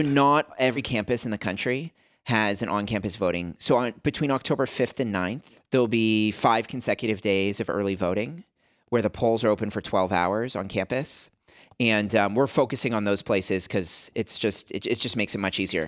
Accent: Canada; moved away as an adult; also born or lived in Albuquerque, New Mexico, United States; I grew up in Canada

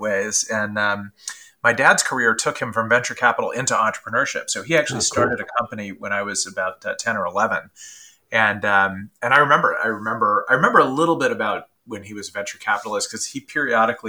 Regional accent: San Diego, California, United States; moved away; also born or lived in New York City; I grew up in San Diego, California, which is just about the nicest city you can imagine.

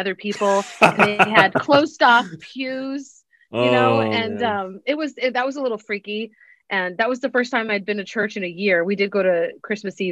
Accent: St. Joseph, Missouri, United States; moved away as an adult; also born or lived in Texas; now in Alaska, United States; I grew up in St. Joseph, Missouri. And I left 21 years ago

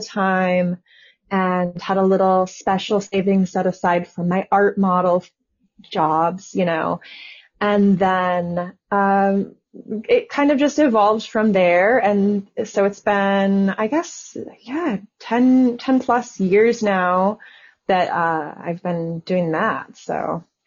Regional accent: Southwest, United States; I'm from the Southwest

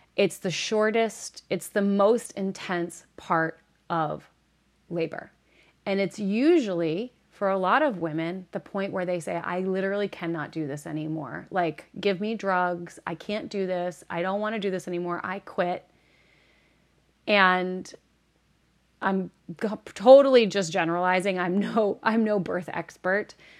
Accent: Northeast, United States; moved away; I'm originally from the Northeast

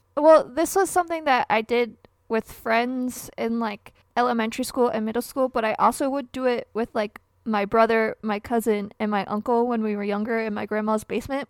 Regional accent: Michigan, United States; born or raised there

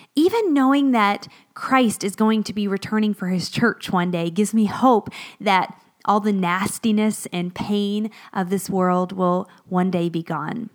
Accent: Florida, United States; moved away as an adult; also born or lived in northern Pennsylvania; now in Pennsylvania, United States; both my husband and I grew up in Florida

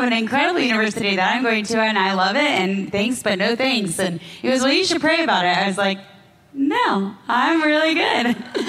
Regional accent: Florida, United States; moved away as an adult; now in Jerusalem, Israel; I grew up in Florida.

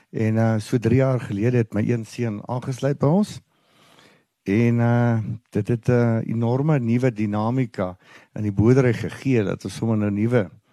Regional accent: Ermelo, Mpumalanga, South Africa; Ons boer al vier geslagte hier in Ermelo omgewing my oupa grootjie het begin hierso

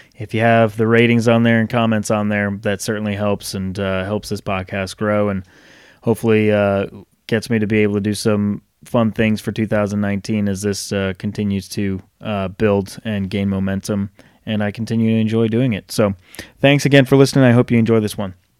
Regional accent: Rhode Island, United States; now in Charlotte, United States; I grew up in Rhode Island.

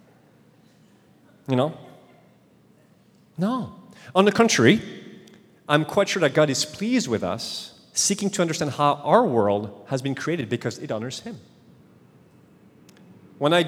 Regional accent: France; accent: French; English is a second language; moved away; my French accent

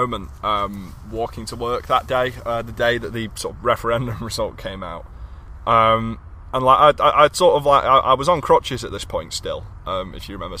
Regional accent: United Kingdom; Is this what we as a nation, as a British people have become?

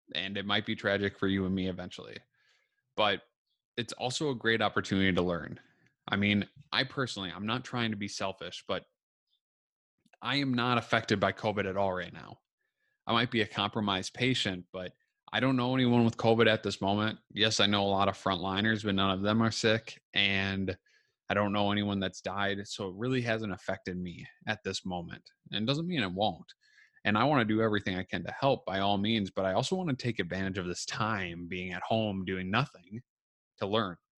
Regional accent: Minnesota, United States; I'm from Minnesota

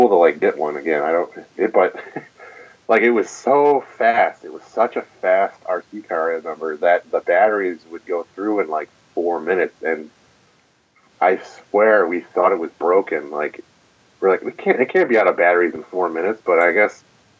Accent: Buffalo, New York, United States; I'm from Buffalo.

